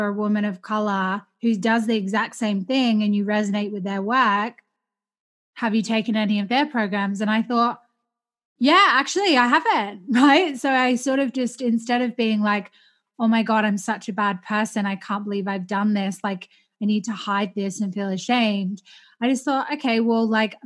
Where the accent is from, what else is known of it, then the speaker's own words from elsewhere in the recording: Australia; growing up in Australia in a very racist culture